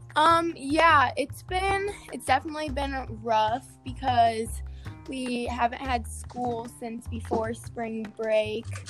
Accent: St. Louis, Missouri, United States; I'm from St. Louis, Missouri, and I'm going to John Burroughs School

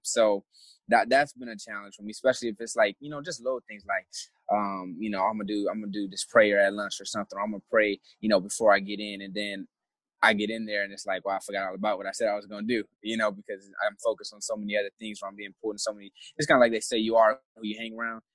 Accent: Flint, Michigan, United States; moved away as an adult; I'm from Flint originally, Flint, Michigan

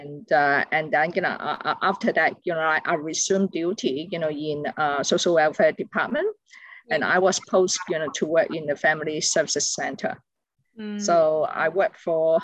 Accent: Hong Kong; moved away as an adult; now in Australia; I was born in Hong Kong

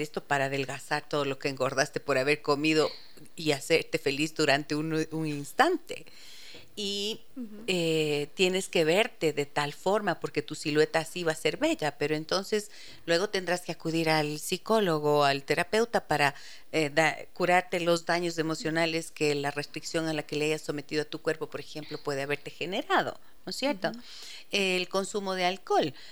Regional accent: Ibarra, Imbabura, Ecuador; now in Quito, Ecuador; soy de Ibarra, amo, amo mi provincia de Imbabura porque allí crecí, pero nací en Quito y viví aquí hasta cuando tenía eh, seis años

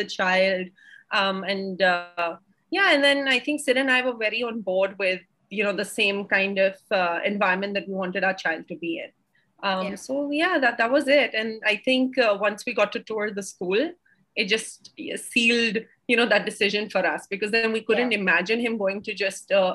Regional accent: India; growing up in India, you get very used to people giving you advice

